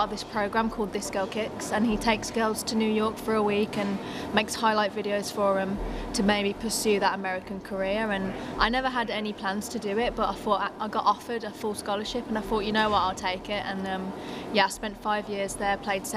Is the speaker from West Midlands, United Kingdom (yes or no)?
yes; Birmingham, West Midlands, United Kingdom; also born or lived in United States; now in Durham, United Kingdom; growing up in England